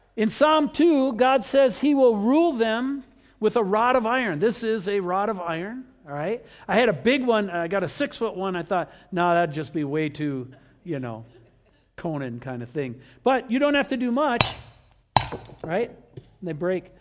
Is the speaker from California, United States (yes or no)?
no; Wisconsin, United States; we grew up with rivers in Wisconsin